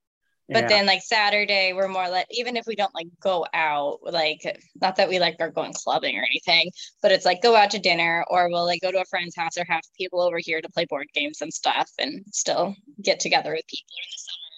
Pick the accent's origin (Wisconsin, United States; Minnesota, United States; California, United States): Minnesota, United States; Growing up in Minnesota, we were by the Mall of America